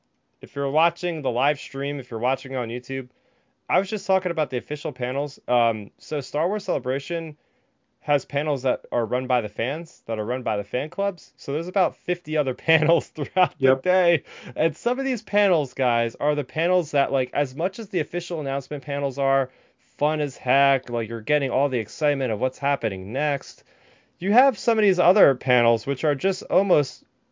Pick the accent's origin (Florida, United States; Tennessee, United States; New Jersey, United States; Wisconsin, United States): New Jersey, United States; I'm from Jersey